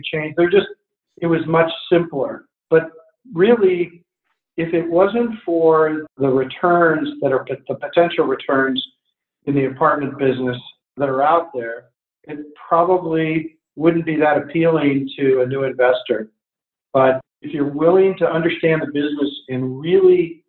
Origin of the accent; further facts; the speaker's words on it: California, United States; now in Portland, United States; I'm from California